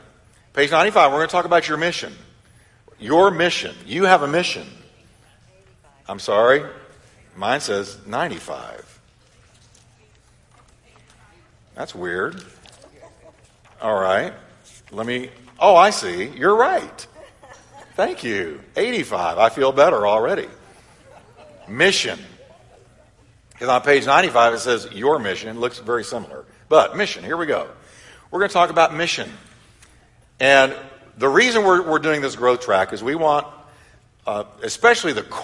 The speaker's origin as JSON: {"language": "English", "region": "Texas", "country": "United States", "tie": "born or raised there", "said": "I was raised in Texas"}